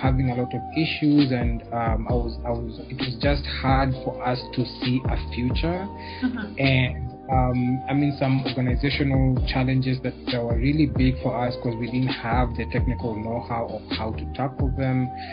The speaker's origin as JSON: {"language": "English", "region": "Nairobi", "country": "Kenya", "tie": "born or raised there", "said": "I am born and raised in Nairobi, Kenya, the best place on earth"}